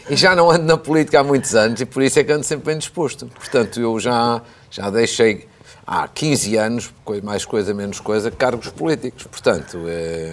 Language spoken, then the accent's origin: Portuguese; the North, Northern Portugal, Portugal; moved away; also born or lived in Coimbra; Quando eu era miúdo, ainda vivendo no Norte